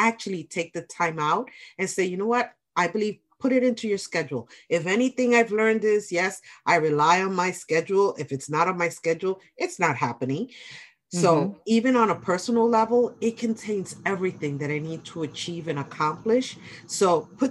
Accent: New York City, New York, United States; I'm a New Yorker

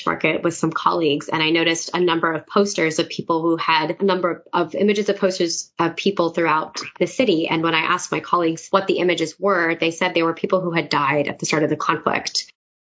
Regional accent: United States; as an American citizen

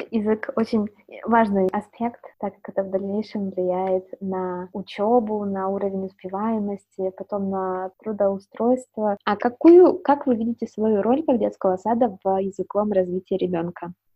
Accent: Siberia, Russia; now in Netherlands; я из Сибири

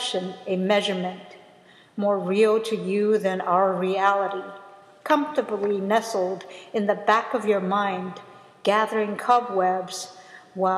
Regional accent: United States; I'm American

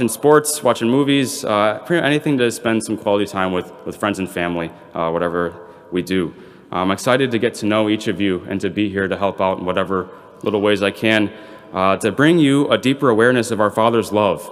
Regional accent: Belvidere, Illinois, United States; I'm from Belvedere

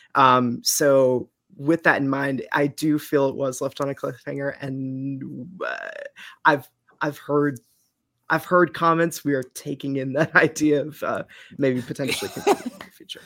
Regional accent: Eastern Massachusetts, United States; I am from Eastern Mass and have lived there my pretty much my whole life

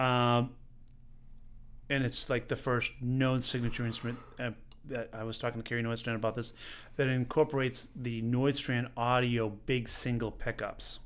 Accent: Stoneham, Massachusetts, United States; moved away; I grew up, uh, in a little town, Stoneham, Massachusetts

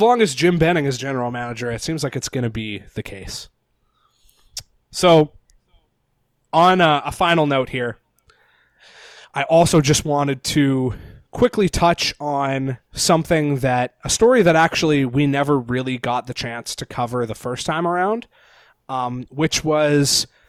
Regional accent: Nanaimo, British Columbia, Canada; Yes, I did. I grew up in Nanaimo, my dude.

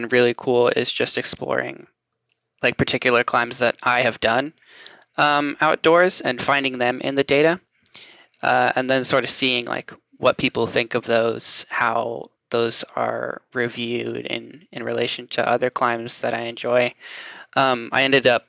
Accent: Franklin, Tennessee, United States; I'm from Franklin area, just south of Nashville

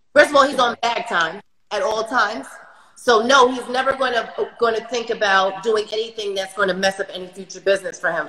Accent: New York City, New York, United States; I'm from Brooklyn

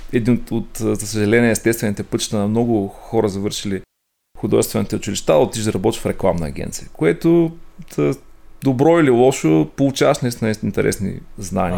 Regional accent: Ruse, Ruse Province, Bulgaria; роден съм в Русе, отраснал съм а, там.

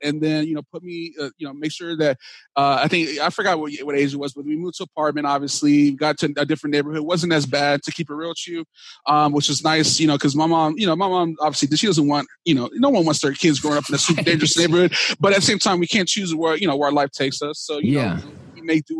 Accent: Dallas, Texas, United States; now in California, United States; So I grew up in Dallas, Texas. I'm proud that I'm from Texas. I live in California now, but I'm originally from Dallas, Texas

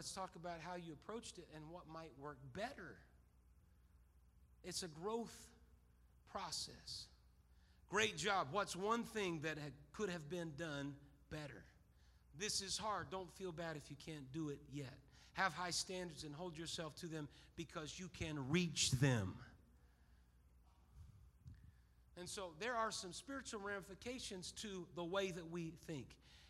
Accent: Ireland; Well, I'm Irish. That's what we do. We get mad.

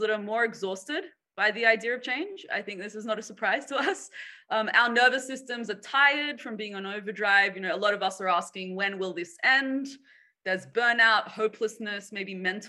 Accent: Sydney, New South Wales, Australia; moved away as an adult; also born or lived in Boston / San Francisco; I was born and raised here in Sydney, where I'm currently based

